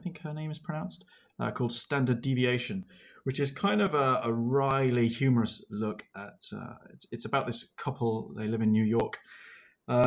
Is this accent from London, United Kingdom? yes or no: no; Leicester, East Midlands, United Kingdom; now in South of England, United Kingdom; I was born in Leicester, which is right in the middle of England, and has the dubious benefit that where I live now in the south, I'm considered a northerner